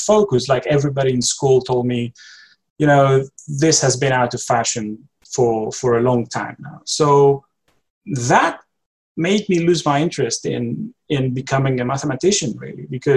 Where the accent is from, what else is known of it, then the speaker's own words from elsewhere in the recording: Greece; moved away as an adult; now in London, United Kingdom; I'm from Greece originally. I've been living in London for the last 5 years now.